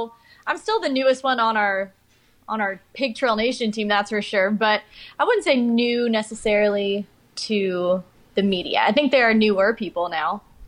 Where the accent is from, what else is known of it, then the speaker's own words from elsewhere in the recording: Houston, Texas, United States; also born or lived in Midland, Texas; Okay, well, I am from Houston, Texas. I basically lived in Midland, Texas, the middle of the nowhere desert, right outside of Lubbock, basically